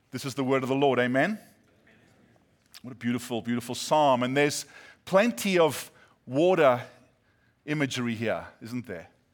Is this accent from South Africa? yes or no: yes; South Africa; moved away as an adult; now in California, United States; my accent is not Australian, British, or New Zealand. Uh, some say my accent makes me sound smarter than I am. But, uh, yeah, we're from South Africa